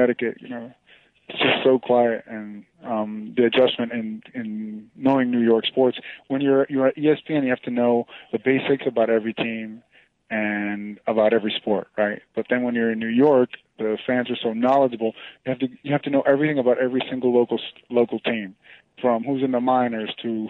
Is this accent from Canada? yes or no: no; Venezuela; moved away; also born or lived in Miami, Florida, United States; I'm from Venezuela, and down there our national pastime is baseball. That's our number one passion. So I grew up loving baseball, but then as I got older and moved to the States